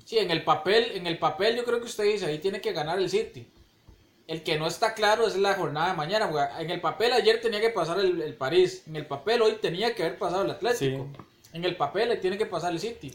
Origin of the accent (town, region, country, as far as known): Costa Rica